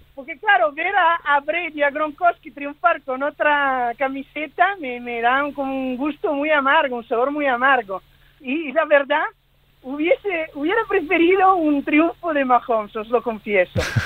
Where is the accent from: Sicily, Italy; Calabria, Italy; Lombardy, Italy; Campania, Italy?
Lombardy, Italy; Milan; now in Barcelona, Spain; yo, yo nací en Milán, en Italia